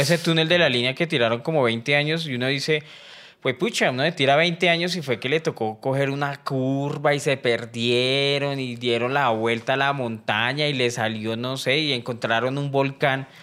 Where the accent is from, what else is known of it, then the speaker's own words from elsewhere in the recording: Colombia; soy colombiano